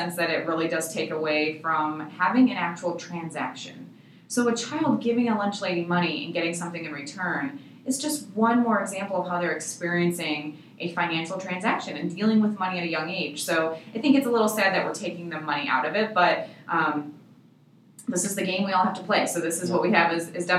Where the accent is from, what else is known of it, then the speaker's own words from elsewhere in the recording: Michigan, United States; now in Arizona, United States; we're from Michigan originally